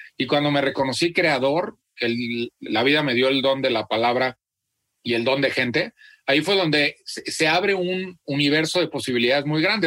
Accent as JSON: {"language": "Spanish", "town": "Celaya", "region": "Guanajuato", "country": "Mexico", "tie": "born or raised there", "said": "nací en Celaya, Guanajuato"}